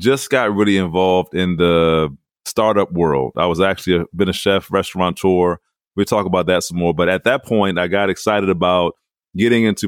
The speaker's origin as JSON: {"language": "English", "area": "Calvert County", "region": "Southern Maryland", "country": "United States", "tie": "born or raised there", "said": "I grew up in Southern Maryland, which was a rural part of Maryland, Calvert County."}